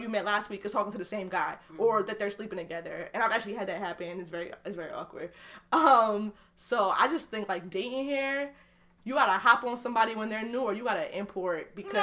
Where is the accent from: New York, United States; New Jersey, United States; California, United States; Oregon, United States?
New Jersey, United States; moved away; I'm from New Jersey